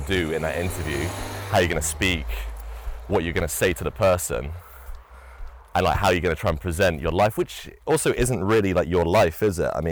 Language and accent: English; United Kingdom; I'd say I'm from the United Kingdom